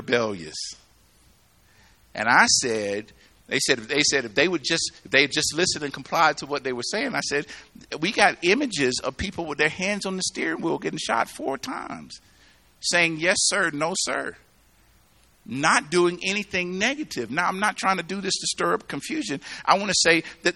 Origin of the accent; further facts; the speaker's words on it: the South, United States; now in Colorado, United States; I grew up in the South